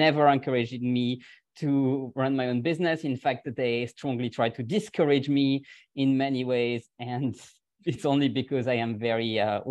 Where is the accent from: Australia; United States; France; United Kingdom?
France; Dijon, Bourgogne-Franche-Comté; English is a second language; moved away as an adult; I'm French. I was born in France. I'm from Dijon, which is the same place the mustard is from. I lived in France the first 25 years of my life